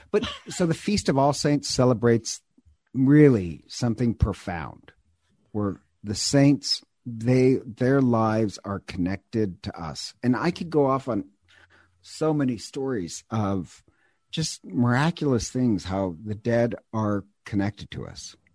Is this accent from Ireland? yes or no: yes; Ireland; I'm God knows I'm Irish. I love things that are Irish.